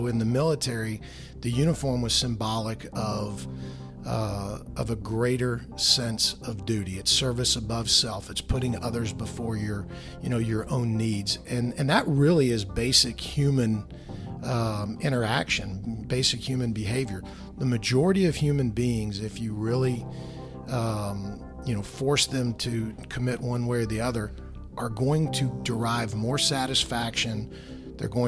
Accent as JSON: {"language": "English", "town": "Dallas", "region": "Texas", "country": "United States", "tie": "born or raised there", "said": "I'm born and raised in Dallas"}